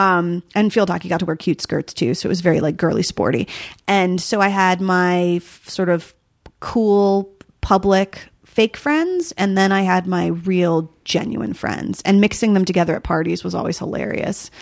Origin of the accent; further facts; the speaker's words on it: rural New Jersey, United States; there was always deer hunting around when I was growing up, but in New Jersey, oddly enough, in rural New Jersey, which exists